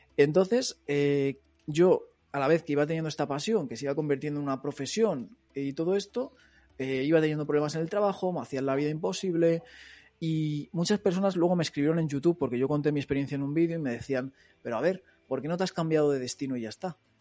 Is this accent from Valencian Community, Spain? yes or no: no; Móstoles, Community of Madrid, Spain; moved away as an adult; now in Barcelona, Spain; yo soy de Madrid pero soy de un barrio de Móstoles, o sea, las afueras de las afueras, digamos. Eh, estoy pegado a, a, todo campos de estos de trigo que parece que estás ahí en Castilla-La Mancha